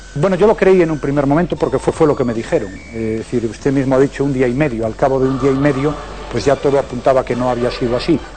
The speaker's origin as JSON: {"language": "Spanish", "region": "Galicia", "country": "Spain", "said": "Yo soy eh, de Galicia, que es una zona de España"}